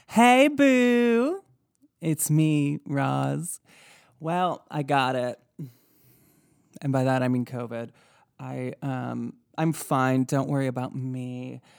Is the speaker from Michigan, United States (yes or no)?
yes; Michigan, United States; I'm from Michigan